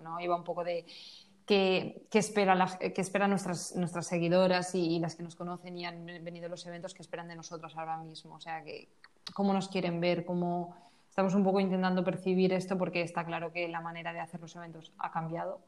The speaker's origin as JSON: {"language": "Spanish", "town": "Valencia", "region": "Valencian Community", "country": "Spain", "said": "yo soy de Valencia"}